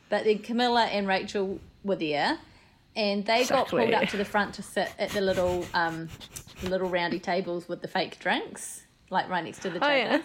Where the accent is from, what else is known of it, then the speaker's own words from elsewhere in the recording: New Zealand; I'm from New Zealand.